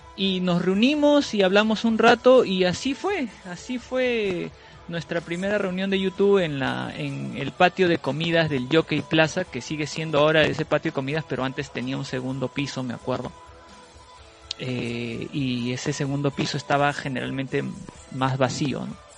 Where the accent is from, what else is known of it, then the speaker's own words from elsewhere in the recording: Peru; yo soy de Perú